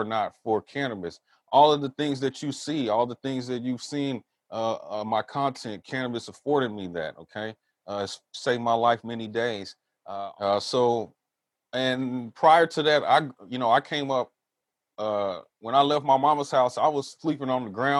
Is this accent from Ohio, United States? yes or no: no; Southern California, United States; also born or lived in Texas / San Francisco Bay Area; now in Humboldt County, United States; I grew up in Southern California